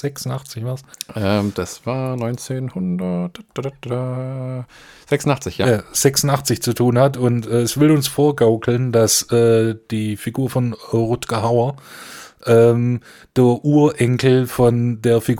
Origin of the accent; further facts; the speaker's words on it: Tel Aviv, Tel Aviv District, Israel; Ja, und äh, tatsächlich aufgewachsen in Tel Aviv.